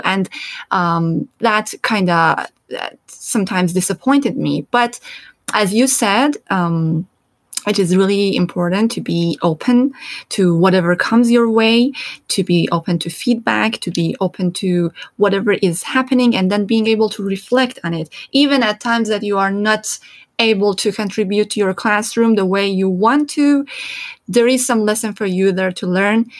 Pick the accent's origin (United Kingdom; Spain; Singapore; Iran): Iran; English is a second language; moved away; also born or lived in Turkey; coming from Iran and growing up in Iran, and pretty much my whole experience is um, in Iran and in Turkey